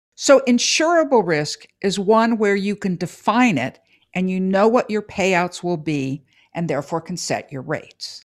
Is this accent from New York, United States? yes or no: no; California, United States; as a Californian